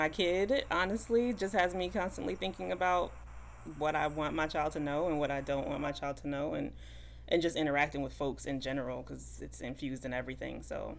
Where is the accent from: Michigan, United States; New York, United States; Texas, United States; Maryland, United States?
New York, United States; New York City; moved away as an adult; now in Philadelphia, United States; I am from Brooklyn, NYC all day. I live in Philadelphia, but I will always claim Brooklyn because that's home.